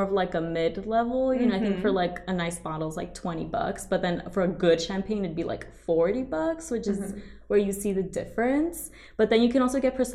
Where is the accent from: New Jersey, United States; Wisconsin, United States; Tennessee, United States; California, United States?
California, United States; Baldwin Park; I am from Baldwin Park, California